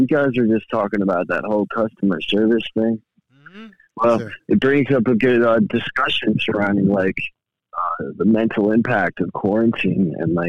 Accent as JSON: {"language": "English", "area": "Long Island", "region": "New York", "country": "United States", "said": "I'm from New York. I'm from Long Island."}